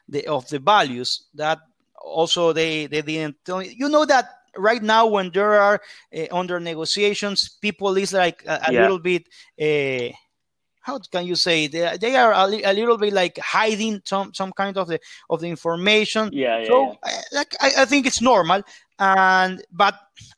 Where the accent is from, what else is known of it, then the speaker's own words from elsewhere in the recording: Guayaquil, Guayas, Ecuador; I am from Guayaquil in the coastline